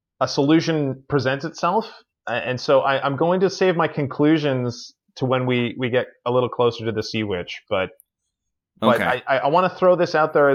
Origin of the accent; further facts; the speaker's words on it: Newfoundland and Labrador, Canada; I'm from Newfoundland and Labrador here in Canada